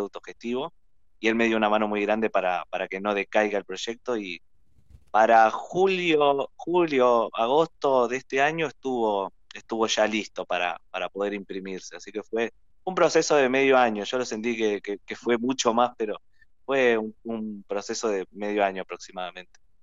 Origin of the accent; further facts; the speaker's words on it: Argentina; me hizo sentir muy orgulloso de mi ciudad y nos hace sentir muy orgullosos eh, como argentinos